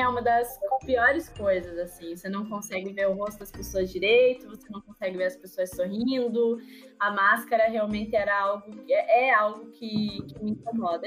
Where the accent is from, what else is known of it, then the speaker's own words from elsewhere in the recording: Ponta Grossa, Paraná, Brazil; now in Curitiba, Brazil; eu moro em Curitiba, mas sou de Ponta Grossa, interior de Paraná, com muito orgulho. Jamais renegarei minha terrinha maravilhosa.